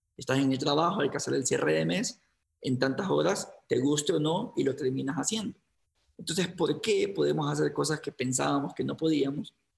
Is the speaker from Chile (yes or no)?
no; Guayaquil, Guayas, Ecuador; moved away as an adult; now in Quito, Ecuador; en Guayaquil, que es de donde me, en donde me crié, en Ecuador